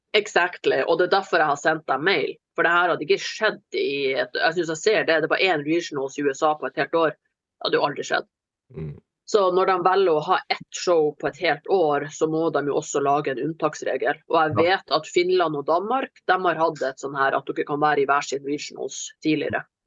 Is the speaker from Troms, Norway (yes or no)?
no; Kirkenes, Finnmark, Norway; moved away; hjemme i Finnmark så er det kjøtt. Og jeg får egen biffsteik. Og jeg vokste opp med sånn lappebiff